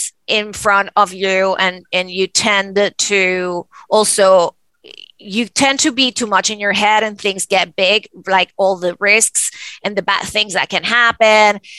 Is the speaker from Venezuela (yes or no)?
yes; Venezuela; moved away; me growing up in Venezuela